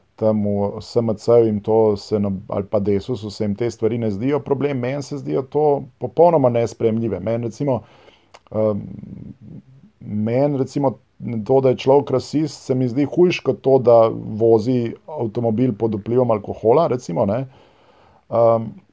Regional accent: Ljubljana, Slovenia; first language Serbo-Croatian; Slovenian is a second language; jaz sem iz Ljubljana

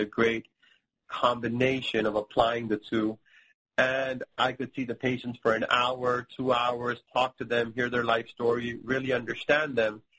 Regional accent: India; now in Miami, United States; And my mom is from India, and I'm from India

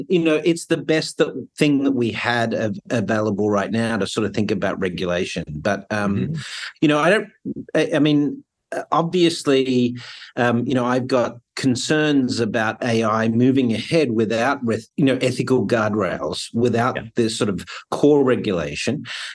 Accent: New York, United States; having lived in New York as a New Yorker, but someone that travels all over

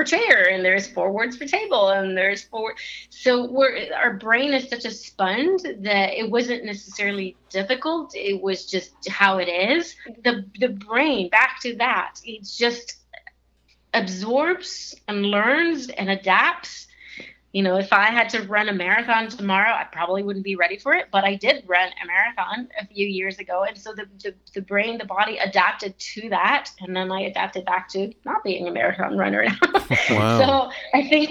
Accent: Italy; moved away; also born or lived in Switzerland, east of Geneva; I was born and raised in Italy, just above the Amalfi Coast, south of Rome and north of the Amalfi Coast

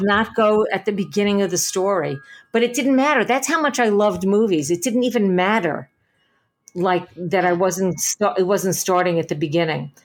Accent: New York City, New York, United States; I grew up in Little Neck, Queens

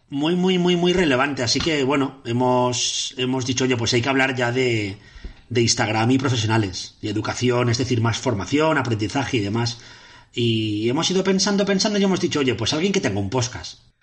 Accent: Catarroja, Valencian Community, Spain; era en un pueblo de Valencia que se llama Catarroja, lo más fuerte es que es mi pueblo

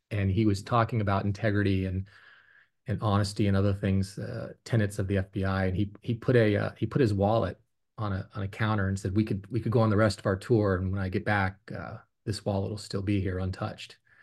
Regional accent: Fort Belvoir, Virginia, United States; also born or lived in Stuttgart, Germany; we moved back to Fort Belvoir, Virginia

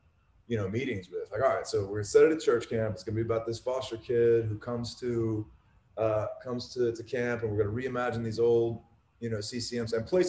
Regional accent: South Carolina, United States; also born or lived in Mississippi / Florida; We grew up in South Carolina, then we moved to Mississippi, and then we moved to South Florida. So all the Bible Belt stuff checked a lot of those boxes.

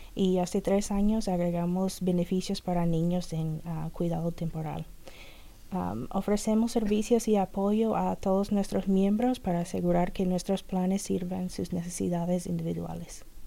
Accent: Kentucky, United States; Spanish is a second language; moved away as an adult; now in Jeffersonville, United States; yo vivo en Jeffersonville, Indiana, pero me crecí en Kentucky y toda mi familia es de Kentucky

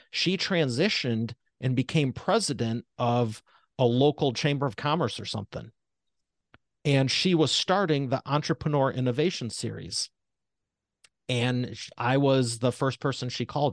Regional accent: Detroit, Michigan, United States; I'm from Detroit Motor City

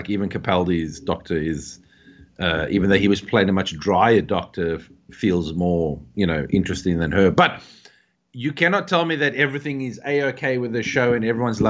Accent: South Africa; growing up in South Africa, growing up in the 90s or like mid to late 80s

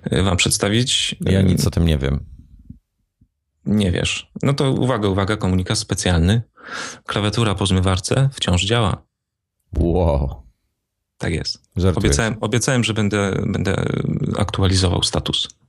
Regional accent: Wrocław, Lower Silesian Voivodeship, Poland; bo jestem gołdać, z Wrocławia.

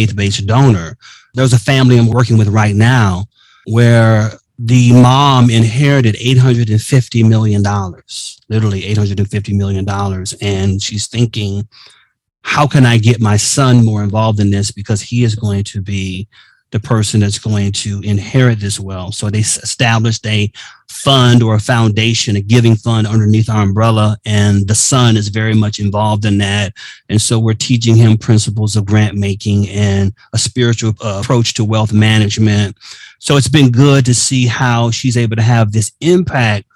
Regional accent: Miami, Florida, United States; I was living in Miami at the time, my hometown

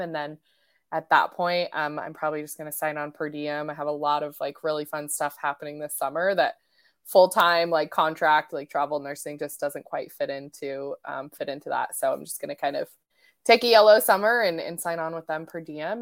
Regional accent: Colorado, United States; moved away as an adult; also born or lived in Portland / Bend; now in Olympic Peninsula, United States; I was raised in Colorado, um, and I moved out to the Northwest when I was, like, I think eighteen

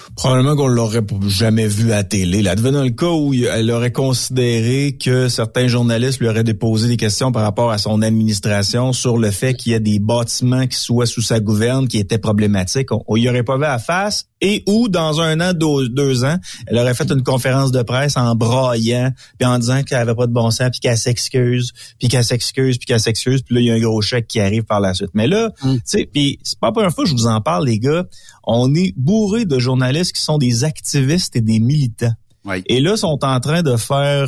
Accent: Quebec, Canada; chez nous, au Québec

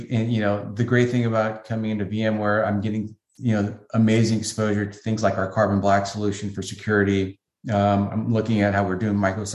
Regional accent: San Francisco, California, United States; I grew up in the San Francisco area, went to high school in San Francisco

